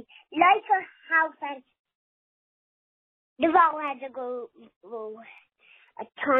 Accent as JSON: {"language": "English", "town": "Pickering", "region": "Ontario", "country": "Canada", "said": "from Pickering, Toronto. Pickering, Canada."}